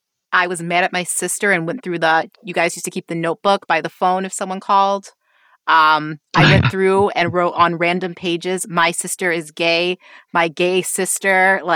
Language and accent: English; Rochester, New York, United States; I grew up in Rochester, though. So it's like upstate New York, which is a medium-sized city with a very small town feel is how I often describe it to people.